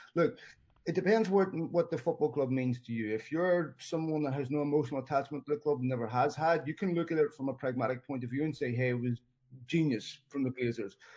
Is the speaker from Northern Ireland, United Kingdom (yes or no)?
yes; Belfast, Northern Ireland, United Kingdom; I was born in Belfast in the 70s, grew up there in the 80s